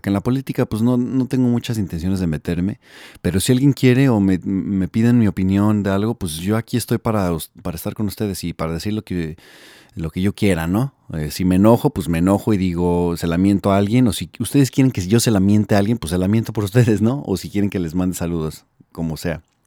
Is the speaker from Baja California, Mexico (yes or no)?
no; Mexico City, Mexico; also born or lived in Milwaukee, Wisconsin, United States; now in Los Angeles, United States; soy del DF. Eh, nací en la Ciudad de México y me vine a Gringolandia en el 99, entonces ya llevo aproximadamente 16 años acá